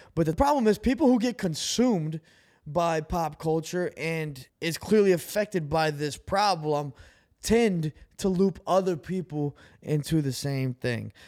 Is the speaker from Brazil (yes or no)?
yes; Brazil; moved away; I'm an immigrant. You know, I came from Brazil.